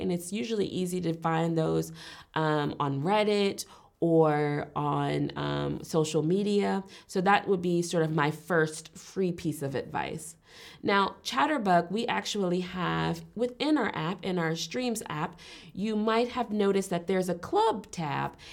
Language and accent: English; Richmond, Virginia, United States; moved away as an adult; also born or lived in Alabama; now in Berlin, Germany; I was born and raised in the United States, um, particularly Richmond, Virginia, which is on the East Coast